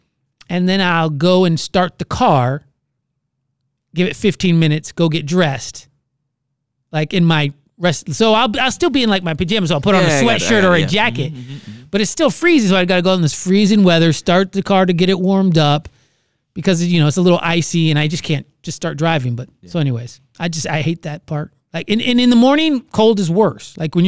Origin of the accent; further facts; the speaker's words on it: Orlando, Florida, United States; moved away; I was born in Orlando, Florida. Uh-huh. Lived there my whole life.